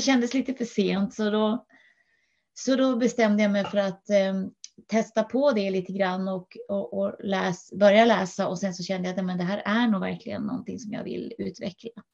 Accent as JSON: {"language": "Swedish", "region": "Norrland", "country": "Sweden", "moved": "yes", "lives_now": "Huddinge, Sweden", "said": "jag är eh, ursprungligen från Norrland"}